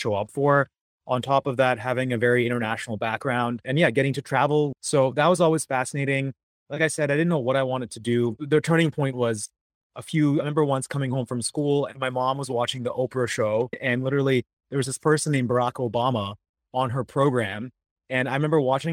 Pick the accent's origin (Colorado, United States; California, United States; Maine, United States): Maine, United States; Portland; also born or lived in London; growing up in Maine, it was just us